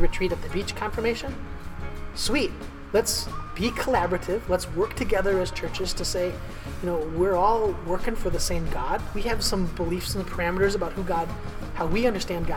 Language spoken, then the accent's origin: English; Iowa, United States; moved away; also born or lived in Copenhagen, Denmark; I grew up in Iowa. I went to college in Iowa